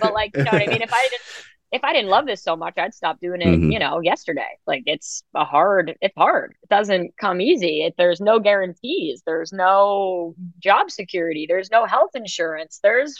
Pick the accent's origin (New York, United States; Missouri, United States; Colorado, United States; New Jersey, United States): New York, United States; New York City; I grew up in New York City